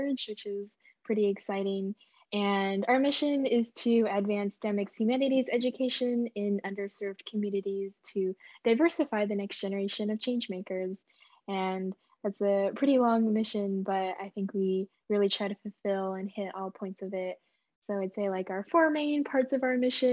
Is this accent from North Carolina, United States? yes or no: no; Bay Area, California, United States; I'm from Bay Area, California